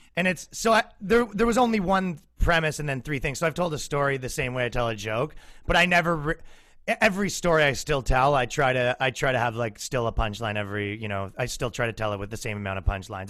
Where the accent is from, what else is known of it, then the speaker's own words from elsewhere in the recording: Canada; moved away as an adult; now in United States; me being a Canadian in America.